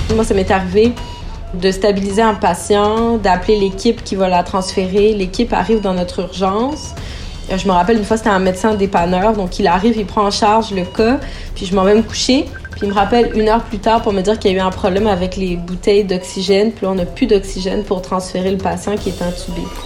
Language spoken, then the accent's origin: French; Sherbrooke, Quebec, Canada; moved away as an adult; also born or lived in Montreal; now in Inukjuak, Canada; j'ai grandi à Sherbrooke